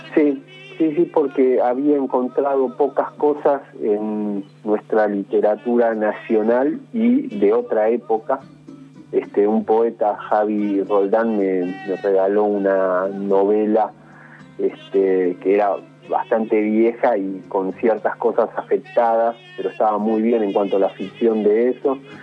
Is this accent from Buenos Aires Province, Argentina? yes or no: yes; Isidro Casanova, Buenos Aires Province, Argentina; Yo soy orgulloso hijo de Isidro Casanova y del barrio Los Pinos